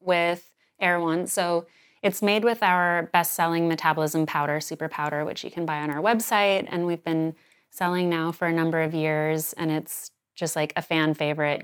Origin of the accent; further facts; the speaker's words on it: Sedona, Arizona, United States; now in New York City, United States; we knew growing up in Sedona